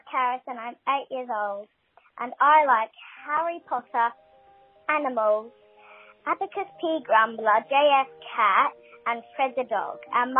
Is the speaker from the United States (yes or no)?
no; Australia; I'm from Australia.